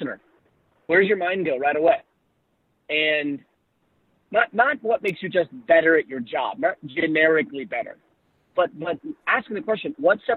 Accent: Charlotte, North Carolina, United States; I'm in my hometown of Charlotte, North Carolina.

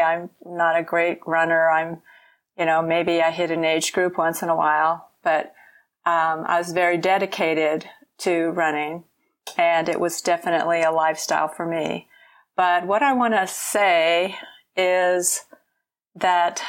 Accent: Gulf Coast, Deep South, United States; I grew up on the Gulf Coast and in the Deep South

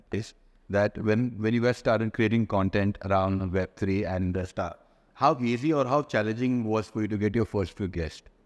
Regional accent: Bangalore, Karnataka, India; also born or lived in Bali; now in Dubai, United Arab Emirates; I'm based here in Dubai, though I'm from Bangalore

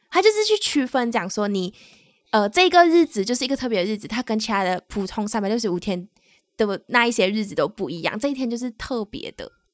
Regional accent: Malaysia; moved away as an adult; now in Taiwan; 我们是两位来自马来西亚，目前在台湾工作的台湾社畜

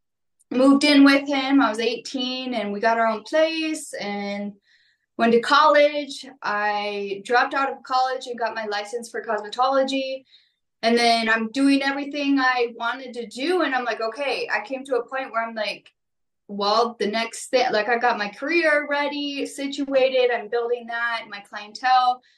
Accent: Minnesota, United States; I went to high school in Minnesota

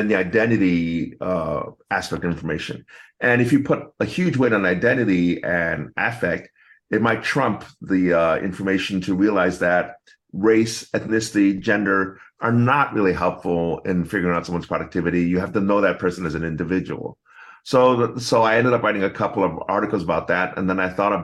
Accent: United States; I'm American born Chinese

